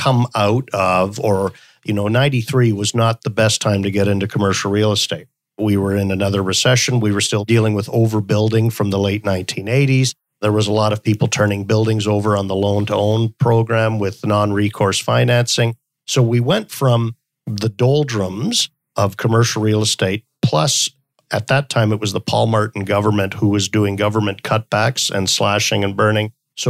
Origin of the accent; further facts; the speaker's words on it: Stockholm, Stockholm County, Sweden; born there; also born or lived in Canada; So I was born in Stockholm, Sweden, and lived all around the world and spent a lot of my life in Canada